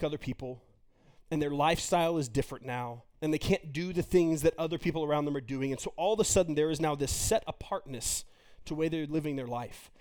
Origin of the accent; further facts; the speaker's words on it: Texas, United States; me being from Texas